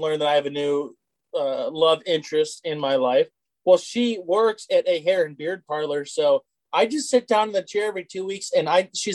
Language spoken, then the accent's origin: English; United States; I am an American